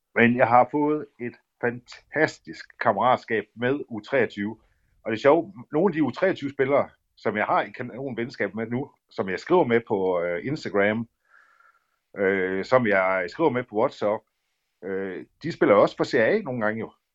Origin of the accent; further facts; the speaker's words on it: Aalborg, North Denmark Region, Denmark; also born or lived in Ceará, Brazil; jeg er fra Aalborg, født og opvokset i Aalborg